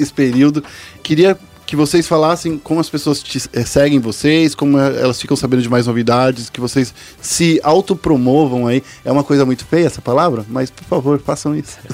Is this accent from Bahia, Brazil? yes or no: no; São Paulo, Brazil; eu morei, eu nasci no Capão Redondo